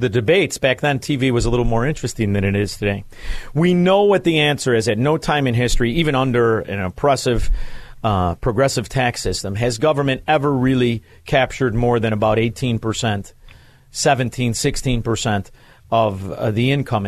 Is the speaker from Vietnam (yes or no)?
no; Chicago, Illinois, United States; I'm from Chicago